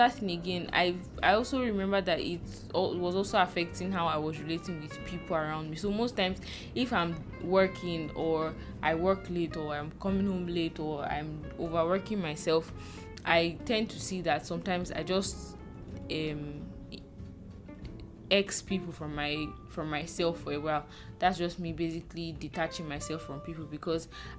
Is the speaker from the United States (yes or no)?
no; Nigeria; now in Lagos, Nigeria; as a Nigerian working 9 to 5 in Nigeria